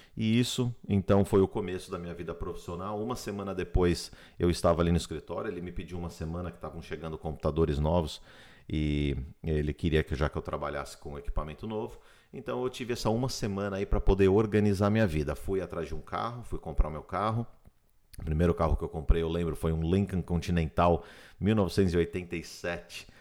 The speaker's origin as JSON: {"language": "Portuguese", "country": "Brazil", "also_born_or_lived": "São Paulo / Miami Beach", "moved": "as an adult", "lives_now": "United States", "said": "Nós somos brasileiros que vieram aqui para os Estados Unidos atrás de um sonho"}